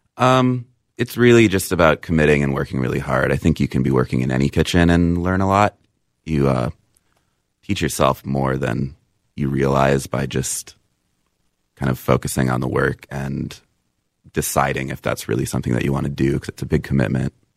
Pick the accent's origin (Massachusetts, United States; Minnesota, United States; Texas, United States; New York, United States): Minnesota, United States; Apple Valley; I was born in Apple Valley.